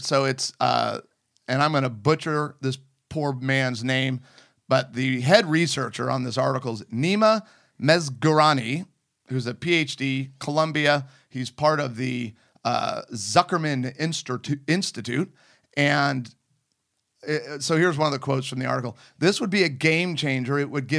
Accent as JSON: {"language": "English", "country": "United Kingdom", "said": "I'm British."}